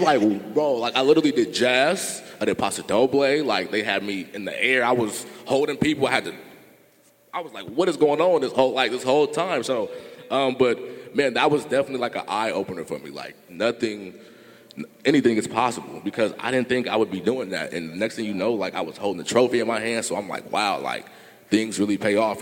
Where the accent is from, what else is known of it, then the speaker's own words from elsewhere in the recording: Sacramento, California, United States; born and raised in Sacramento